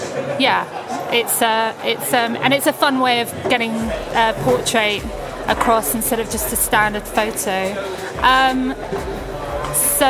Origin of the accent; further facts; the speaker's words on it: England, United Kingdom; we're English